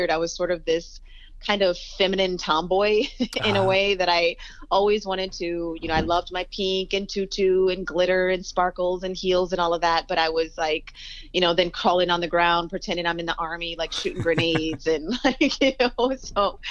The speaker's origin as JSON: {"language": "English", "town": "Rochester", "region": "New York", "country": "United States", "tie": "born or raised there", "said": "I was born and raised in the inner city of Rochester, New York"}